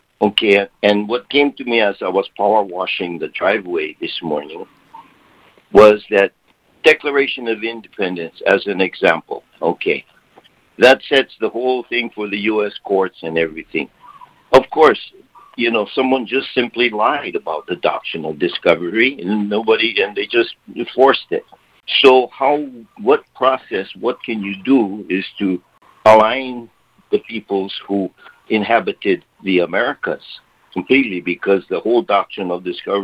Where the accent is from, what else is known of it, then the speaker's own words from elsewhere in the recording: Hawaii, United States; identifying myself as a Hawaiian national, not a native Hawaiian